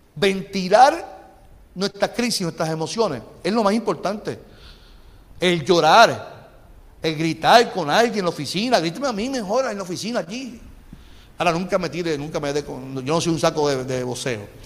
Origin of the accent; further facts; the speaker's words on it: Carolina, Puerto Rico; yo me crié en, en Cacolina. En Cacolina